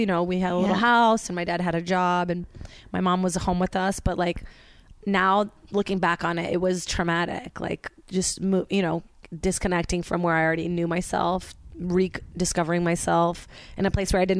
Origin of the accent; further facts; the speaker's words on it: Brazil; now in United States; cause I say I'm from Brazil still, even though people are like Virginia, I'm like, no.